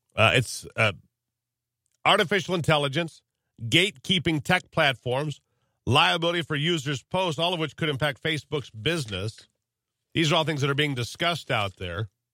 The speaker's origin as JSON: {"language": "English", "country": "United States", "said": "I'm an American"}